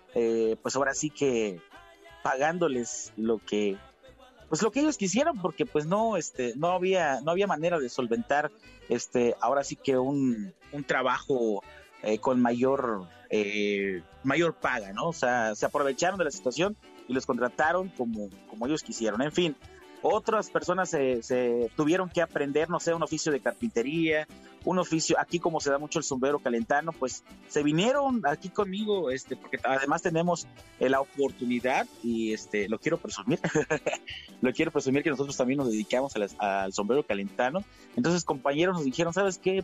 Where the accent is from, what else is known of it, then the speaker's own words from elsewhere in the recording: Tlapehuala, Guerrero, Mexico; el himno de mi pueblo, el himno de mi ciudad, el gusto atlapeguala